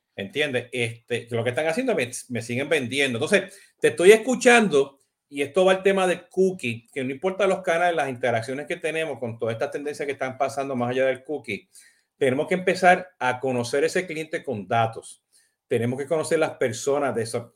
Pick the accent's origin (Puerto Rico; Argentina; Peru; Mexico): Puerto Rico; now in United States; yo soy boricua